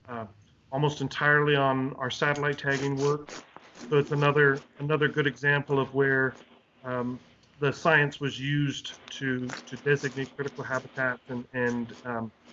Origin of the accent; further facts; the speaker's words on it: Canada; moved away as an adult; now in United States; So I'm Canadian originally. I'm born and raised in Canada and worked in both Eastern and Western Canada for a long time.